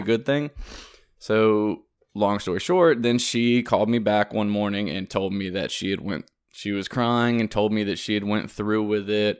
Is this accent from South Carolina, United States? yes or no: yes; South Carolina, United States; moved away as an adult; also born or lived in Louisiana; I'm from South Carolina